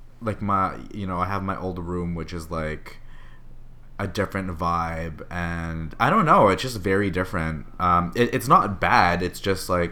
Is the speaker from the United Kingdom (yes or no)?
no; Vancouver, British Columbia, Canada; now in San Francisco, United States; I am a Canadian from Vancouver living in San Francisco.